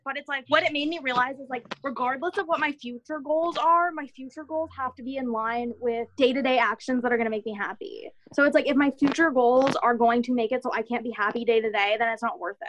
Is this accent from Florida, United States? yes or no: no; near Stanford University, California, United States; I grew up near Stanford University